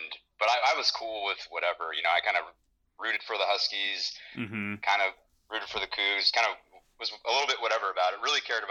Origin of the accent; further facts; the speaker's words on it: Woodinville, Washington, United States; also born or lived in Texas; We moved to the Seattle area, to Woodinville, when I was in kindergarten from Texas.